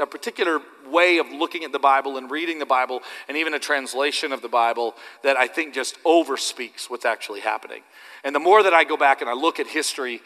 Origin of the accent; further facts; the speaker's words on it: Canada; I'm just Canadian